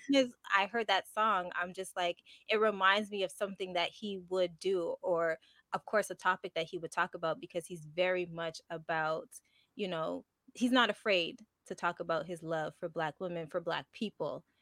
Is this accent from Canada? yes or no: yes; Montreal, Quebec, Canada; first language English; I'm from Montreal. So I was born and raised here